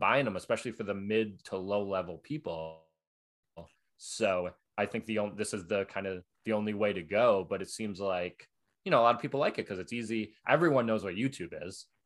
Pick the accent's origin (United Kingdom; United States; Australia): United States; Buffalo, New York; now in New York, United States; in Buffalo, where I'm from